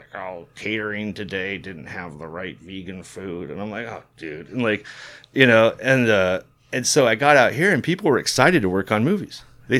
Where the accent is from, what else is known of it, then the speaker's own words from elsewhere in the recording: College Park, Georgia, United States; this happened to me growing up in College Park, you know